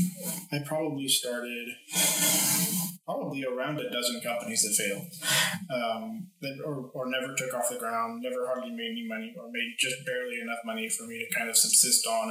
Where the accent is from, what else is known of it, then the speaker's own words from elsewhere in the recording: United States; moved away; I'm originally from the States